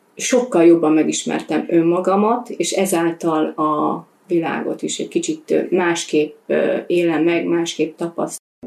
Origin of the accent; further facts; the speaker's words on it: Hungary; én vidéken nőttem fel